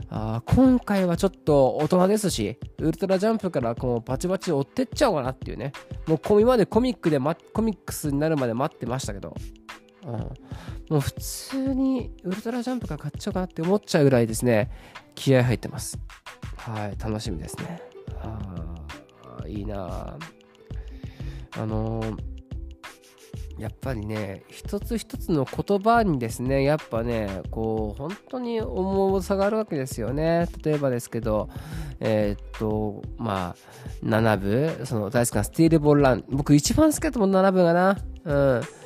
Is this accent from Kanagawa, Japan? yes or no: no; Saitama, Japan; 私は埼玉県出身